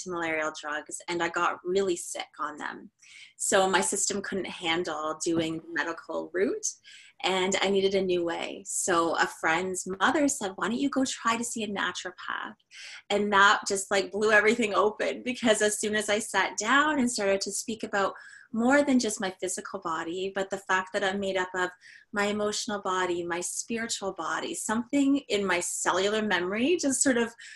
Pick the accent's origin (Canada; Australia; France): Canada; we are as Canadian as it gets